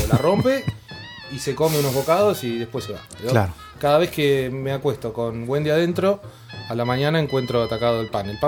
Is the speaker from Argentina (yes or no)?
yes; Necochea, Buenos Aires Province, Argentina; Necochea, a mi ciudad natal.